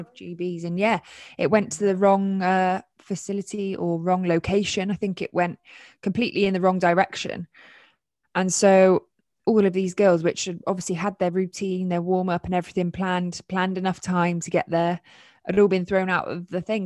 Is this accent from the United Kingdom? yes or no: yes; United Kingdom; as British guys